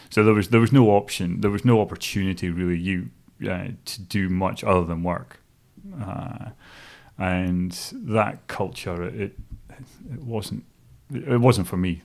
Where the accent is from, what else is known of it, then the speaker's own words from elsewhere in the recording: Stonehaven, Scotland, United Kingdom; moved away as an adult; also born or lived in Dingwall, Scotland; now in New Zealand; growing up in a place called Stonehaven, which is on the east coast, just south of Aberdeen